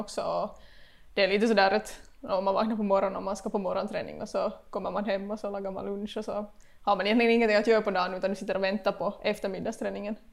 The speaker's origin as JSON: {"language": "Swedish", "town": "Vaasa", "region": "Ostrobothnia", "country": "Finland", "tie": "born or raised there", "moved": "as an adult", "lives_now": "Korsholm, Finland", "said": "bott i Vasa hela livet"}